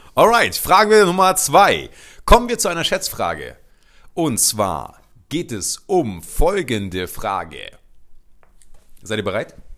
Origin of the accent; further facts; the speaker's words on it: Luxembourg; ich bin äh, in Luxemburg geboren